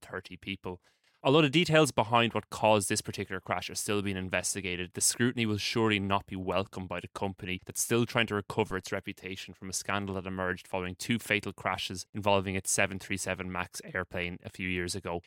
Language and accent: English; Ireland; here in Ireland